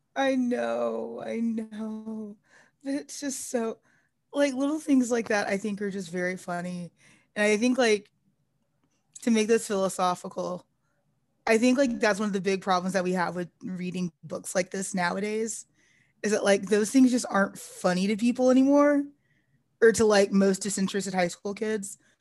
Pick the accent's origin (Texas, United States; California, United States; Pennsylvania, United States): Texas, United States; North; I'm from North Texas